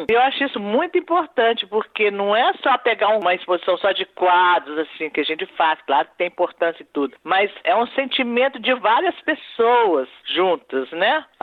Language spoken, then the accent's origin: Portuguese; Minas Gerais, Brazil; Eu sou de Minas, amo Minas, estudei em cidade histórica. Minha mãe nasceu em Ouro Preto, meu pai também morou em São João Del Rei.